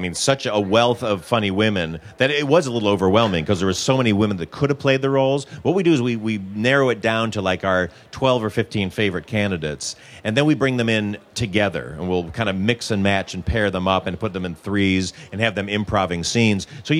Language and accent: English; Detroit, Michigan, United States; I'm from Michigan, so you kind of go with what you know, also.